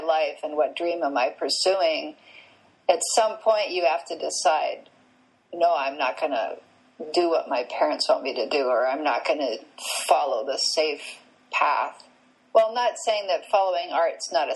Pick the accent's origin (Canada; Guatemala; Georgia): Canada; I grew up in Canada